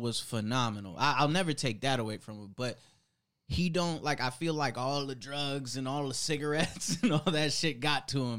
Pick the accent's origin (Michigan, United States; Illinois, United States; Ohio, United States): Ohio, United States; Cleveland; I'm from Cleveland